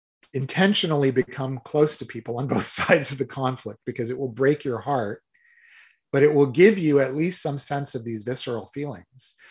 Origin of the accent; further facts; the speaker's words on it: United States; being an American visitor